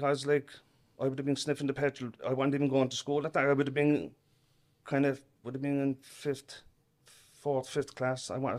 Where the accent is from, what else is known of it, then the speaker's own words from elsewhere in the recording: Cork, Munster, Ireland; I'm from Grana Braho, north side of Cork. A big enough family too, not as big as Keith's. But five brothers, four sisters.